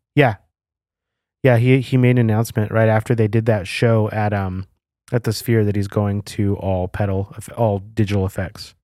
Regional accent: New Mexico, United States; I feel like growing up in New Mexico

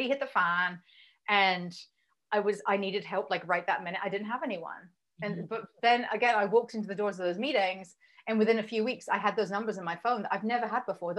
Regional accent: England, United Kingdom; moved away as an adult; also born or lived in Berlin, Germany; I'm English

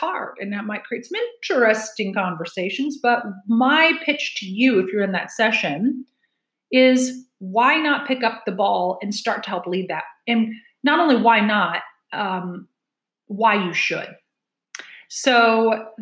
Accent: Hoopeston, Illinois, United States; moved away as an adult; also born or lived in central Indiana; now in Indiana, United States; I grew up in central Illinois in a town called Hoopston. I live in central Indiana now, barely 2 hours away from where I grew up

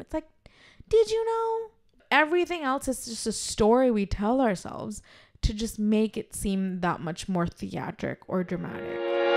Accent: India; as Indian women

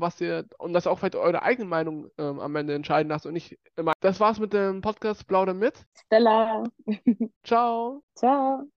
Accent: Bavaria, Germany; accent: Bavarian; mich voll deutsch fühle und auch hier geboren und aufgewachsen bin

